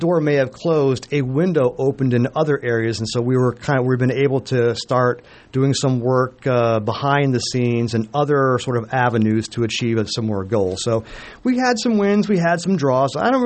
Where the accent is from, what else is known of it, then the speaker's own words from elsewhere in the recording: Omaha, Nebraska, United States; I was born and raised in Omaha.